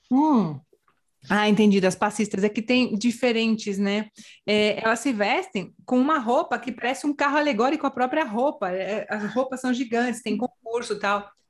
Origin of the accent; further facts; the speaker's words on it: border with Uruguay, Rio Grande do Sul interior, Brazil; moved away as an adult; now in Spain; sou do interior, fronteira com o Uruguai.